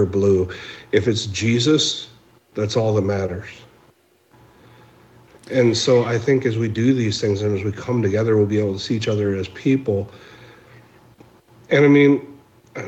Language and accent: English; Minneapolis, Minnesota, United States; also born or lived in Pine Ridge, South Dakota; I'm originally from the South Side. If you saw the riots were in the neighborhood that I grew up in.